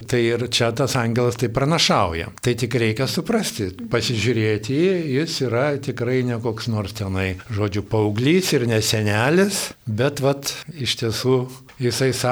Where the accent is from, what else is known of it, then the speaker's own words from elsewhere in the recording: Lithuania; Mes lietuviai